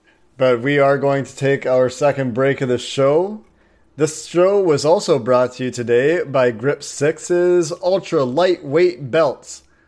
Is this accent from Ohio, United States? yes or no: yes; Cincinnati, Ohio, United States; And I've got a bit of love for UC as well, just growing up in Cincinnati.